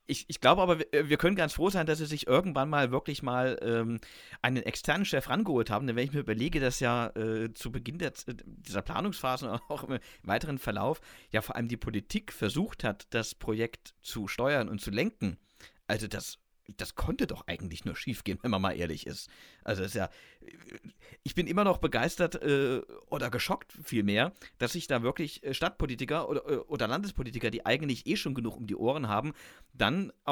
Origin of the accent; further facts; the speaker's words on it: Stuttgart, Baden-Württemberg, Germany; als Stuttgarter